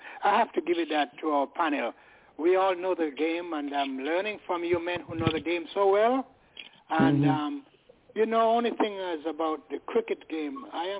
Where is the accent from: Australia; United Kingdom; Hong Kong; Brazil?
United Kingdom; I'm British.